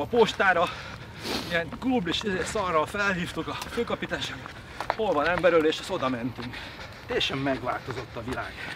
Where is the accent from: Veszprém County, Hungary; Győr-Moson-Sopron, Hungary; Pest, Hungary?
Pest, Hungary; also born or lived in Nagykáta; Ahol én felnőttem egy kis faluba